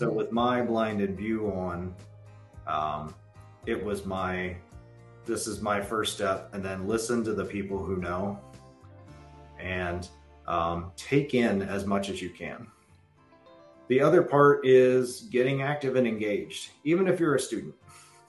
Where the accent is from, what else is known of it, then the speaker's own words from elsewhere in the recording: Southeast Ohio, United States; I'm a kid from Southeast Ohio, and according to the books, I'm Appalachian